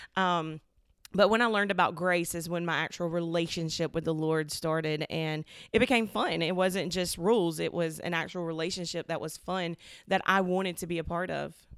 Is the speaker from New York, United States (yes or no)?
no; Selma, Alabama, United States; I was born and raised in Soma, like, Soma bred, girl. I'm talking went to Dallas County, did all the things that you do when you live in Soma